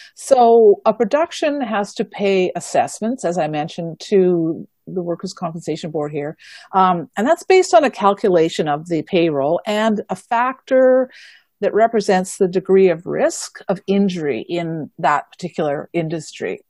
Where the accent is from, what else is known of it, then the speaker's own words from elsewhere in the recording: Manitoba, Canada; now in British Columbia, Canada; I am originally from Manitoba